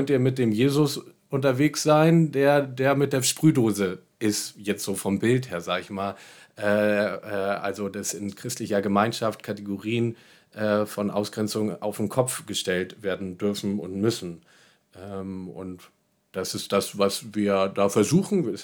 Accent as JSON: {"language": "German", "region": "Berlin", "country": "Germany", "said": "ich komme aus Berlin und habe die Weisheit eh mit Löffeln gefressen oder so, sondern auch einfach als Ankommender erstmal ähm, zum Schauen"}